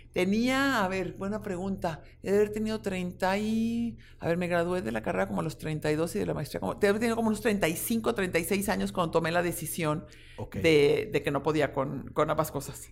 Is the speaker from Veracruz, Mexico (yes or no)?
no; Guadalajara, Jalisco, Mexico; soy una tapatía tengo 56 años, eh, siempre he estado y he vivido aquí